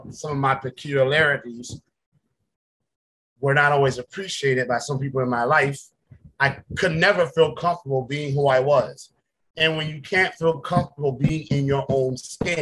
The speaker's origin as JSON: {"language": "English", "town": "Ridgeland", "region": "South Carolina", "country": "United States", "said": "Ridgeland, South Carolina"}